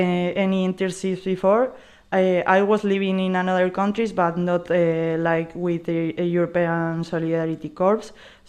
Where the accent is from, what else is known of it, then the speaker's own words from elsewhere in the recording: Burgos, Castile and León, Spain; English is a second language; moved away as an adult; now in Greece; And I'm 26 years old, and I'm from Burgos, a little city in the north of Spain.